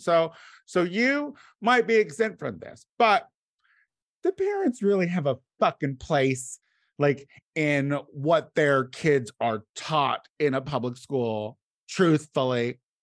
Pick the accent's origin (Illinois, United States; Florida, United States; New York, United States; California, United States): Illinois, United States; Bloomington; born or raised there